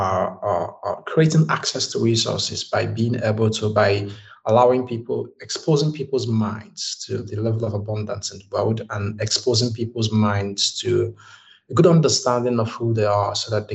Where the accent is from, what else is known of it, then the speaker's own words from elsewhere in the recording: Nigeria; now in Dubai, United Arab Emirates; I'm from Nigeria, and currently I'm in Dubai